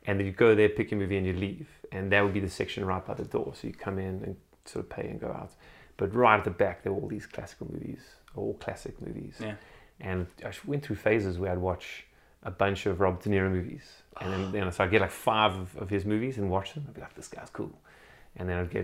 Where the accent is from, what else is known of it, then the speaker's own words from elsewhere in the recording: Port Elizabeth, Eastern Cape, South Africa; moved away as an adult; now in Canada; I'm originally from South Africa, from Port Elizabeth.